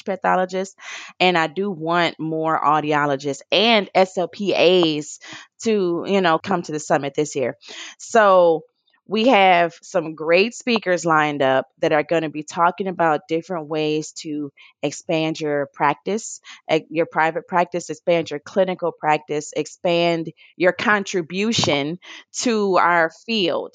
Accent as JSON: {"language": "English", "town": "Detroit", "region": "Michigan", "country": "United States", "said": "I'm from Detroit"}